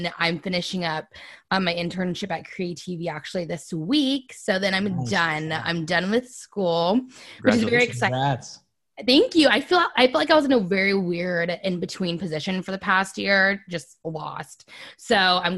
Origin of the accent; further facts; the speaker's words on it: Monterey, California, United States; also born or lived in San Jose, California; I'm from Monterey, California, moved to San Jose for school in 2014